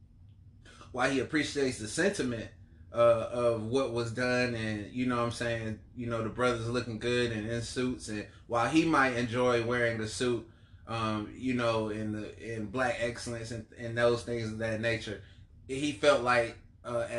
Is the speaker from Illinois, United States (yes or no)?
no; Columbia, South Carolina, United States; I'm from Columbia, South Carolina.